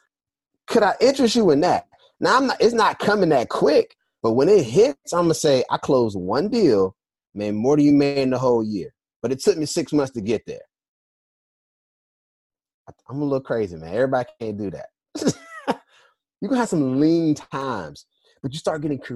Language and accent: English; Durham, North Carolina, United States; moved away as an adult; also born or lived in Philadelphia; I'm from North Carolina, born and raised in Durham, an A&T graduate. And I left like right after I graduated.